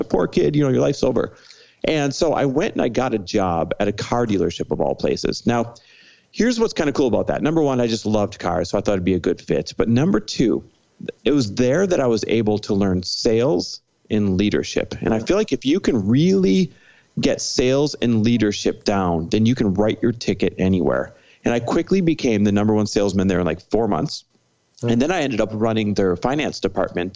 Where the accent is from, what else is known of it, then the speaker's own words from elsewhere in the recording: Midwest, United States; now in Los Angeles, United States; I am Midwest born and raised